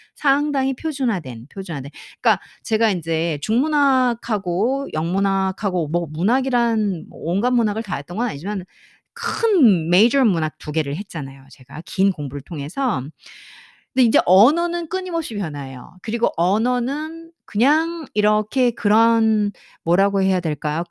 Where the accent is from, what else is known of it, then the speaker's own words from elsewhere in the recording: South Korea; first language Korean; 저는 어, 한국 사람으로서 영어를 하는 상황이기 때문에